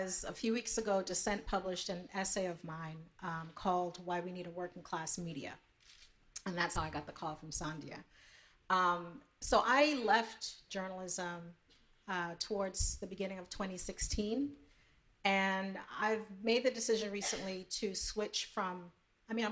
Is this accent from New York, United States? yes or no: yes; New York City, New York, United States; growing up in New York City as an immigrant